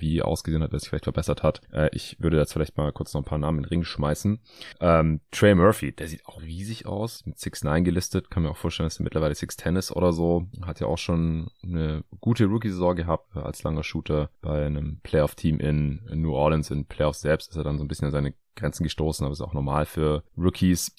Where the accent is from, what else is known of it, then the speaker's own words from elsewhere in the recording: Stuttgart, Baden-Württemberg, Germany; moved away; meine alte Heimat nach Stuttgart